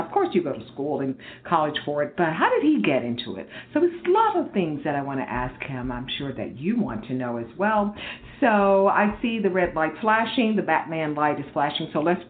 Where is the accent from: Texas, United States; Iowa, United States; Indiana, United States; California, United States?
Texas, United States; Houston; I grew up in, you mentioned the Gulf Coast area, I grew up in Houston.